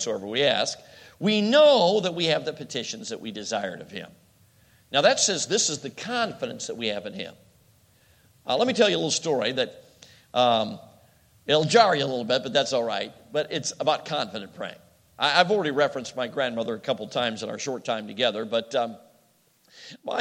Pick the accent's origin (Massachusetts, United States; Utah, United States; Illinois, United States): Illinois, United States; Chicago; moved away; I grew up in Chicago